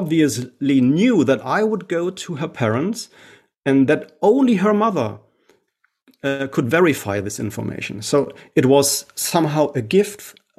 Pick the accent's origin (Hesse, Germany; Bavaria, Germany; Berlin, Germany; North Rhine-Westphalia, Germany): North Rhine-Westphalia, Germany; Essen; here in my hometown in Essen